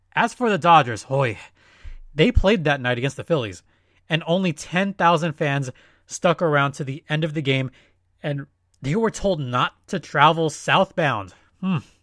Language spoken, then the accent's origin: English; California, United States; in California, we had the big spin